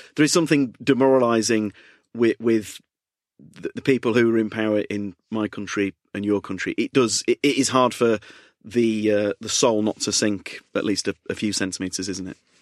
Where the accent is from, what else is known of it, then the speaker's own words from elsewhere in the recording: United Kingdom; I'm so British